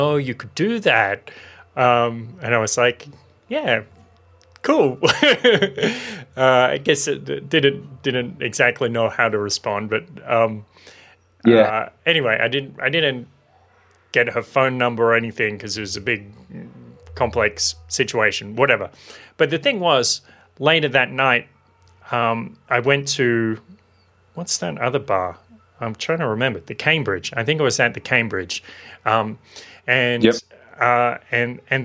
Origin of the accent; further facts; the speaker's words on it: Maitland, New South Wales, Australia; I was living in Maitland in my hometown